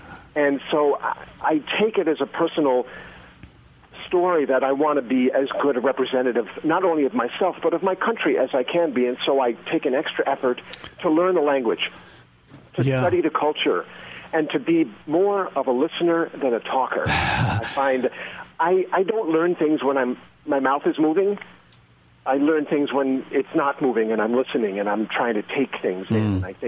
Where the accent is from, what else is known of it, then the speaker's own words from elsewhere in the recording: United States; We went to Norway, I decided, I don't really actually want to advertise that I'm American.